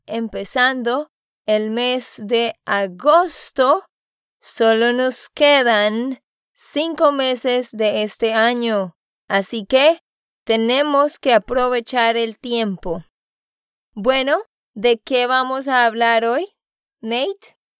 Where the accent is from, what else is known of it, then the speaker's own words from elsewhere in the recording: Santander, Colombia; de Santander, Colombia